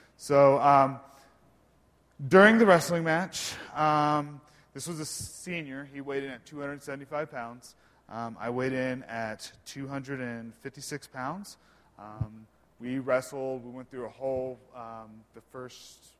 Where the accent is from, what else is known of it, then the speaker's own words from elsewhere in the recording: Bartlesville, Oklahoma, United States; I'm originally from Bartlesville, Oklahoma, small Midwest town about 45 minutes north of Tulsa